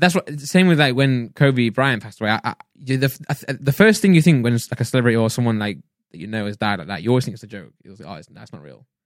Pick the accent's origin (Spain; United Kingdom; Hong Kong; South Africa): United Kingdom; England; if we're English and British, we'll say healthy